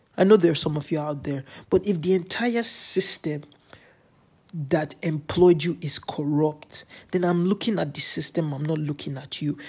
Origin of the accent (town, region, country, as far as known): Nigeria; also born or lived in Canada